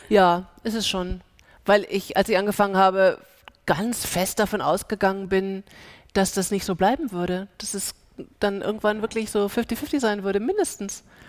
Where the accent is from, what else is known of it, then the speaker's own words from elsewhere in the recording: Germany; first language German; also born or lived in United States; Weil Deutsch meine Sprache ist und weil dieses äh, Land mein Land ist